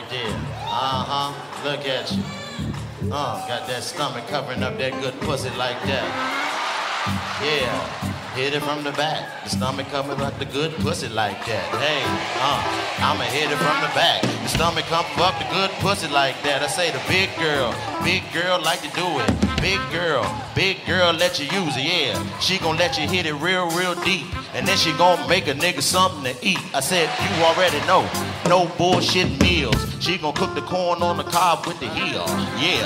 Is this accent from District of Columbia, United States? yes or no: yes; Washington, District of Columbia, United States; I come from Washington, D.C., born and raised.